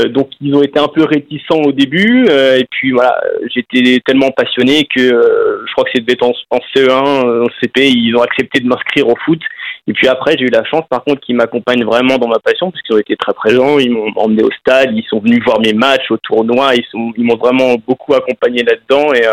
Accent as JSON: {"language": "French", "town": "Saint-Herblain", "region": "Pays de la Loire", "country": "France", "said": "Alors ouais, moi je suis, de Saint-Herblain à la base, donc euh, voilà, j'ai toujours baigné dans cet euh, environnement nantais"}